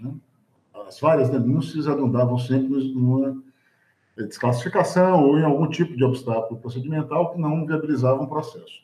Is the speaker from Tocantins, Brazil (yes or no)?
no; Salvador, Bahia, Brazil; eu sou um homem negro construído na experiência urbana da cidade de Salvador